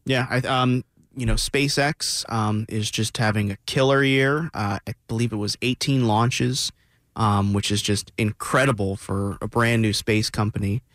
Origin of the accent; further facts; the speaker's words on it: South Florida, United States; I grew up, I grew up in South Florida